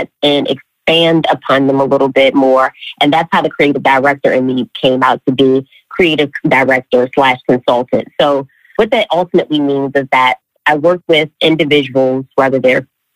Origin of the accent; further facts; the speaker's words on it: Baltimore, Maryland, United States; moved away as an adult; also born or lived in Charlotte, North Carolina; born and raised in the Charm City